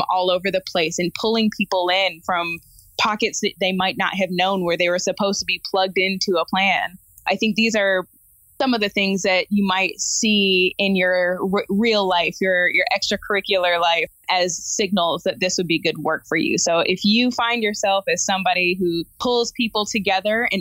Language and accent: English; Midwest, United States; now in West Coast, United States; I'm originally from the Midwest